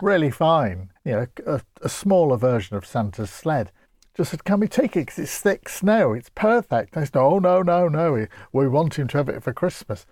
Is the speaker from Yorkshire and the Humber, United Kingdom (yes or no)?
yes; Grimsby, Yorkshire and the Humber, United Kingdom; I come from Grimsby, known for its flatness.